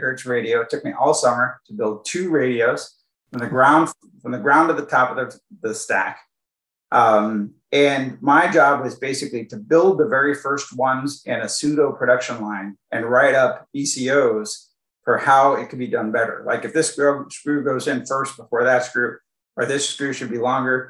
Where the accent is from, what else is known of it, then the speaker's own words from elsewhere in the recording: Silicon Valley, California, United States; I grew up in Silicon Valley, by the way, so it was kind of like easy to get an electronics job. That's kind of like all there was here